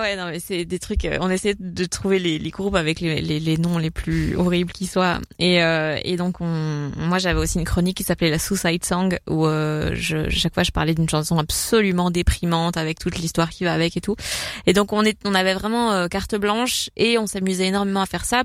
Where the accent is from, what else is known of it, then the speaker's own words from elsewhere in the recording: Belgium; l'influence du flamand euh, chez nous